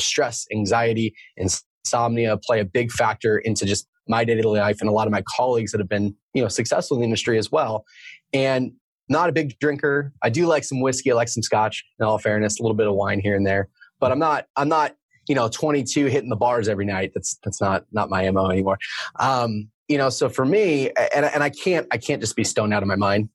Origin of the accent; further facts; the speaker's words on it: Oregon, United States; moved away as an adult; also born or lived in Arizona / San Diego; I live here in Oregon. I grew up in Oregon